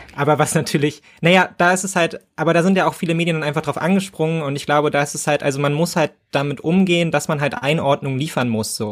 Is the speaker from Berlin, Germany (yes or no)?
yes; Berlin, Germany; ich als Berliner